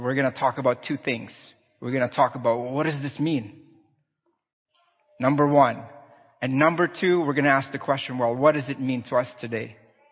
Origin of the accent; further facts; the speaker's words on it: Philippines; I'm Filipino